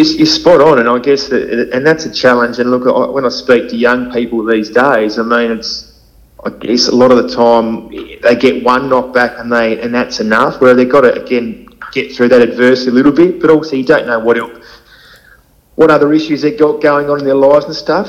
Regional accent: Hobart, Tasmania, Australia; born and bred East, Eastern Shore boy

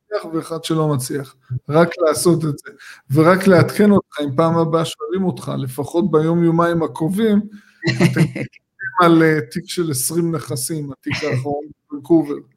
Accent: Tel Aviv area, Tel Aviv District, Israel; אני גדלתי פה

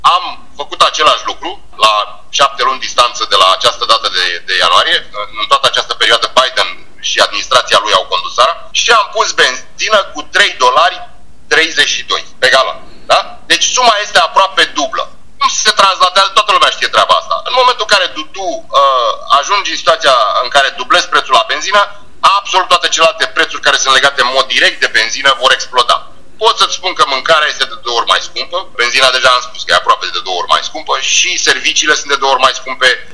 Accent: Romania; moved away as an adult; now in United States; sunt mai mult român decât american, pentru că acolo m-am născut și acolo mi-am trăit uh, copilăria și o mare parte din tinerețe

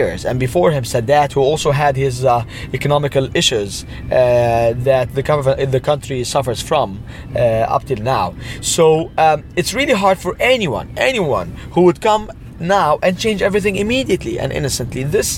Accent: Cairo, Cairo Governorate, Egypt; born and raised in Cairo before the revolution time

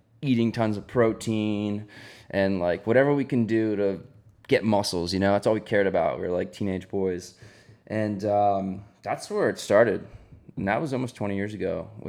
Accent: near Jersey Shore, New Jersey, United States; I grew up near Jersey Shore

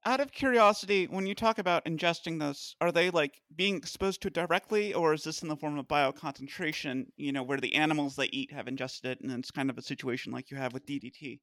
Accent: Orlean, Virginia, United States; I tell people I'm from Warrenton, but really I'm from Orlean

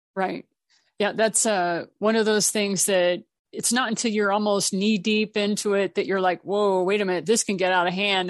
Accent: Japan; I was raised in Japan

